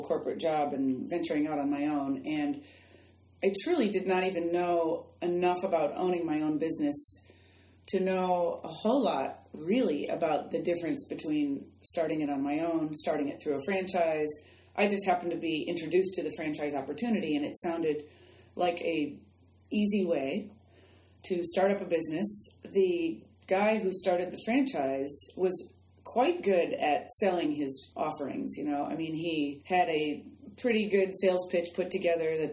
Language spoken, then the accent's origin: English; Chicago, Illinois, United States; moved away as an adult; now in Florida, United States; my hometown of Chicago down to Florida